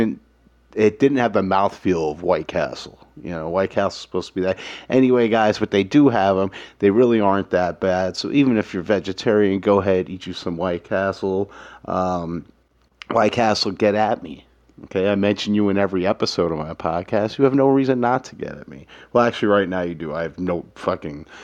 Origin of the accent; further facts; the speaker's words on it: New York City, New York, United States; Growing up in Manhattan, my family had money